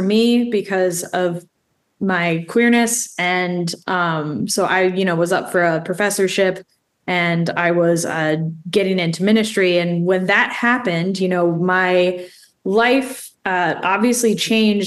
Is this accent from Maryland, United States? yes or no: yes; Baltimore, Maryland, United States; also born or lived in Annapolis, Maryland / Lynchburg, Virginia / Richmond, Virginia; So I'm born and raised in Baltimore.